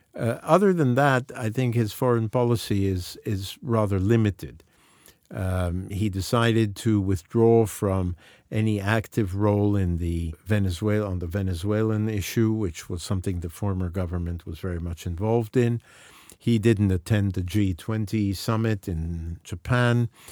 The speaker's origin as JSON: {"language": "English", "country": "Mexico"}